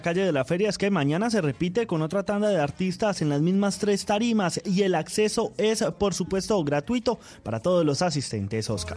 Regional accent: Cali, Valle del Cauca, Colombia; lo que nos identifica como caleños

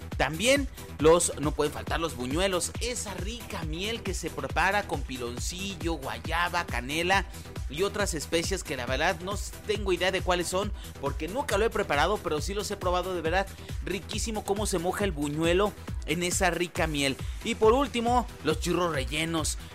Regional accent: Santa Ana del Conde, Guanajuato, Mexico; now in León, Mexico; Yo soy de Santana del Conde, si tú no lo sabías, yo soy de allá y me encantaba de niño ir a las posadas

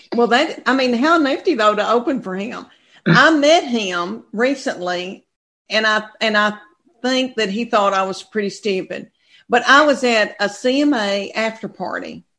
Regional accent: Adams, Tennessee, United States; moved away as an adult; now in Knoxville, United States; I'm from Tennessee, a farming community of 500 people.

